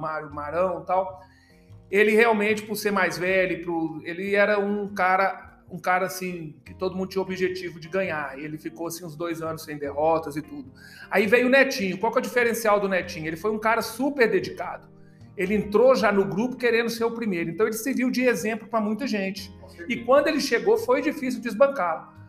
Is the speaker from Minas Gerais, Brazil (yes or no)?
yes; Belo Horizonte, Minas Gerais, Brazil; moved away; eu já tinha jogado tênis em Belo Horizonte, que eu sou de Belo Horizonte